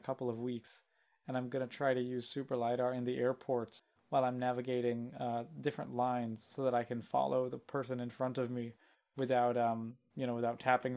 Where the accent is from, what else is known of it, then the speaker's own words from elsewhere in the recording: Louisville, Kentucky, United States; I'm from Louisville, Kentucky, and there's a venue called the Palace Theater here